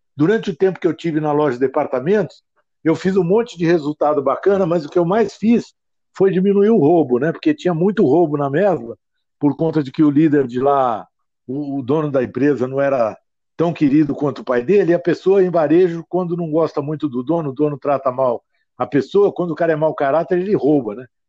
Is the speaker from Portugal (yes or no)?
no; Ribeirão Preto, São Paulo, Brazil; moved away as an adult; eu nasci em Ribeirão Preto, fui fazer engenharia no ITA